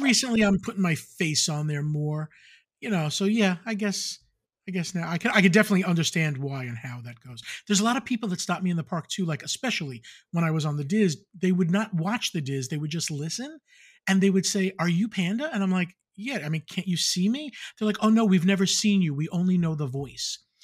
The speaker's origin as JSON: {"language": "English", "area": "Long Island", "region": "New York", "country": "United States", "tie": "born or raised there", "said": "growing up in Long Island"}